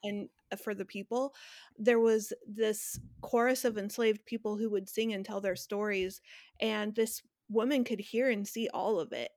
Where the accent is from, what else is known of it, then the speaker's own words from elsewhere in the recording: Northern California, United States; I'm from Northern California